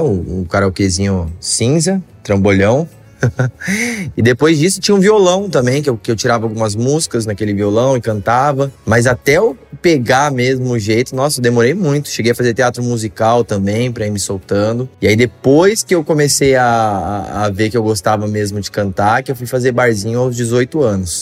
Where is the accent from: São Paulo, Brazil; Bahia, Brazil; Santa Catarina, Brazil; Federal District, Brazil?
São Paulo, Brazil; São José do Rio Preto; also born or lived in Santos; sou nascido aqui em Santos, e aí me mudei muito cedo lá para São José do Rio Preto.